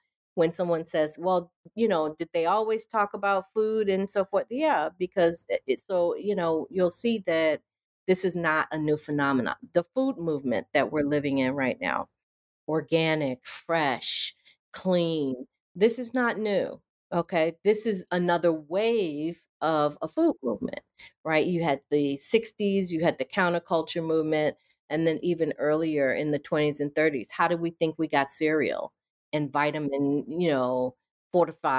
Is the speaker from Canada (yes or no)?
no; rural Virginia, United States; moved away as an adult; also born or lived in Connecticut; go home back to my hometown, rural Virginia